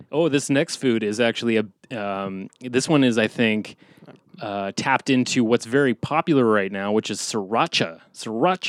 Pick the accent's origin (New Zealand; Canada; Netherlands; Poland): Canada; We're Canadian